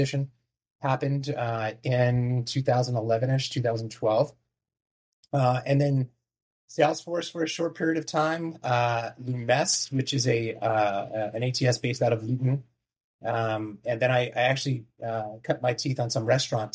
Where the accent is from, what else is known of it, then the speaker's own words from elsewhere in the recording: New Jersey, United States; also born or lived in New York; growing up in New Jersey, close to Manhattan.